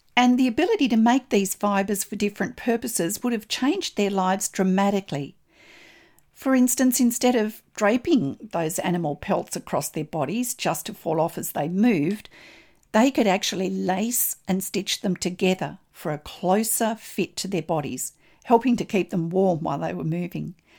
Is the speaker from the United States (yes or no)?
no; Australia; I'm an Australian textile artist